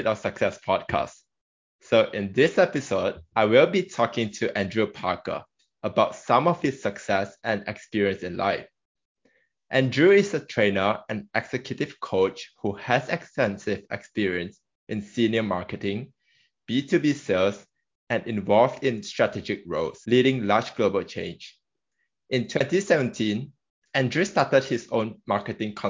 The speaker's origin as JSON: {"language": "English", "country": "Malaysia", "said": "I'm from Malaysia"}